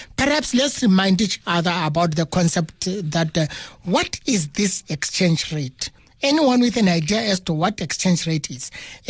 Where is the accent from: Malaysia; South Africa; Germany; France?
South Africa; It means myself as a South African, I have to do what?